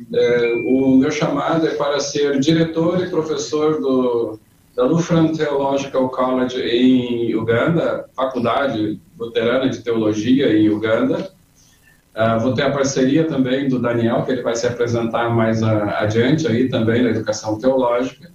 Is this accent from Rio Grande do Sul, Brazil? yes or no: yes; Porto Alegre, Rio Grande do Sul, Brazil; also born or lived in Torres / Três Forquilhas; sou natural de Boa União, Torres, hoje Três Forquilhas, criado em Porto Alegre